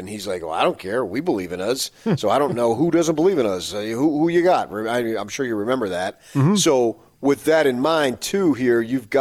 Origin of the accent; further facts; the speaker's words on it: Phoenix, Arizona, United States; moved away; my hometown.